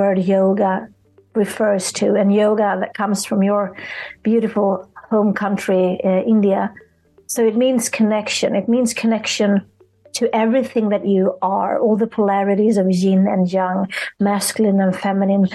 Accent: Sweden; I'm from Sweden

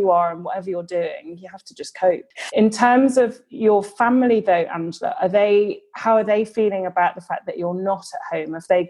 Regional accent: Liverpool, North West England, United Kingdom; accent: Scouse; I'm only from Liverpool.

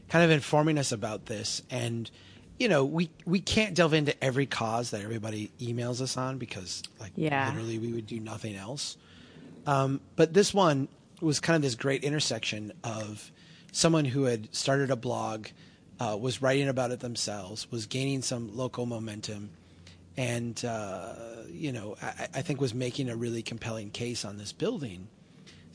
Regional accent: Minnesota, United States; I'm such a Minnesotan

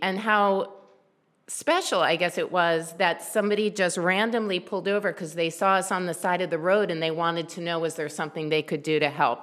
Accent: Columbia, Maryland, United States; also born or lived in Silver Spring, Maryland / Baltimore, Maryland; I grew up in Columbia, Maryland. I actually wasn't born there. I was born in Silver Spring

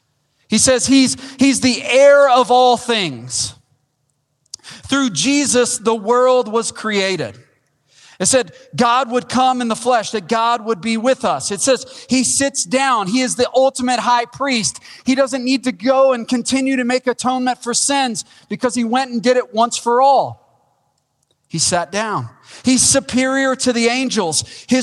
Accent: Wichita Falls, Texas, United States; Now, that's not saying much. I came from Wichita Falls, Texas, all right?

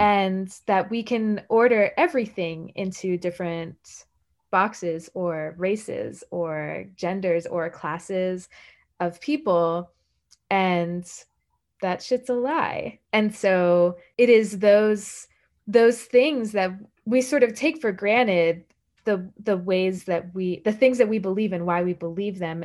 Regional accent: the American South, United States; I am a Southerner

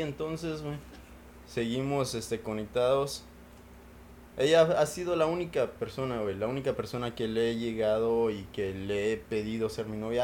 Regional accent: Mexico; now in United States; Raúl y yo pues crecimos en México

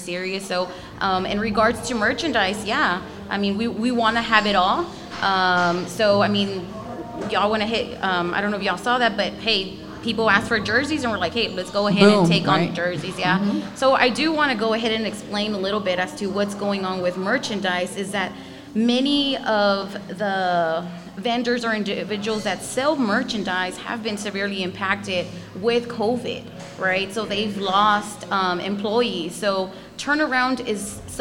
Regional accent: San Antonio, Texas, United States; we're born and raised in San Antonio. I mean, we grew up in the West Side

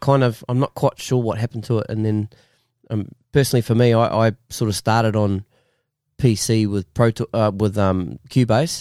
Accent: Masterton, Wellington, New Zealand; now in Australia; I'm originally from Musselin

